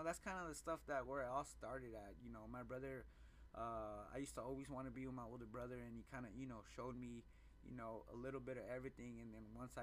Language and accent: English; Phoenix, Arizona, United States; I grew up in the Phoenix, Maryville area